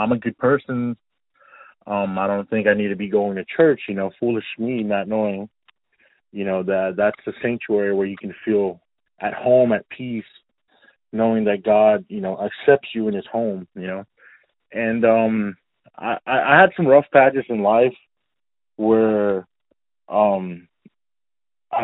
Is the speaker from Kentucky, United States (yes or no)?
no; Austin, Texas, United States; also born or lived in Dallas, Texas; I was born in Dallas, Texas, but moved to the Austin area when I was one. So I guess I could say I'm an Austin native since day one